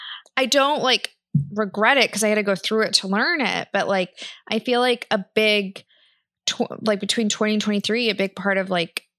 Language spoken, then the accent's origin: English; Kansas, United States; growing up in Kansas